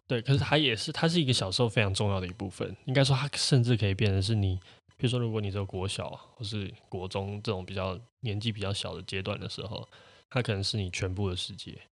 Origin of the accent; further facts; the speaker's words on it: Taiwan; also born or lived in Tianmu, Taipei; 我会可能更，更多会说我是住天母，或者是我是做这哦。这样子的地方，我不会说我是台湾人